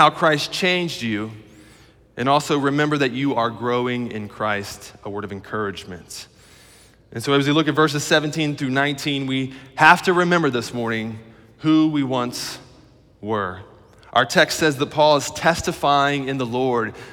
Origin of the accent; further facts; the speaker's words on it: Middletown, Ohio, United States; I'm from Middletown, Ohio